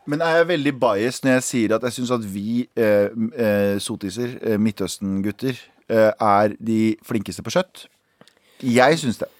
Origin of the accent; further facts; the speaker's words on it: Mysen, Østfold, Norway; jeg er fra Mysen